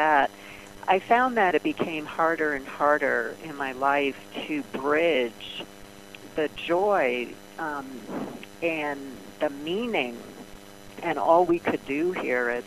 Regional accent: New York City, New York, United States; I grew up in Brooklyn

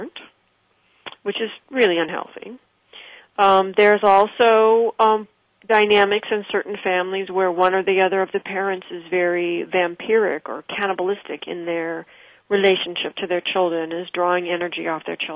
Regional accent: West Coast, United States; I did not grow up in New York. I grew up on the West Coast

